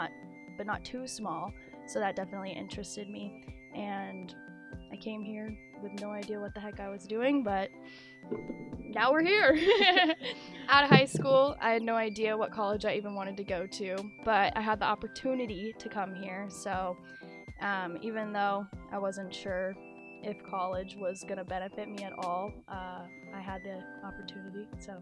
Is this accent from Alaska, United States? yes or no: yes; Kodiak, Alaska, United States; I came to Oregon from Kodiak, Alaska on a whim.